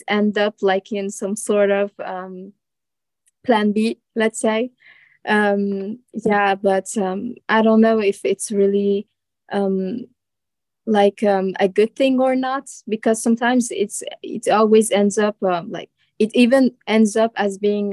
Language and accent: English; Strasbourg, Grand Est, France; I'm a student from France, from the Strasbourg city.